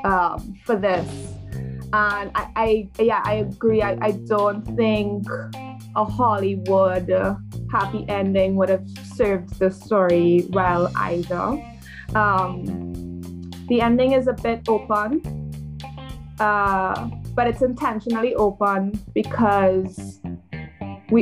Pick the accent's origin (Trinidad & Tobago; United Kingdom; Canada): Trinidad & Tobago; moved away as an adult; also born or lived in New York; I'm born and raised in Trinidad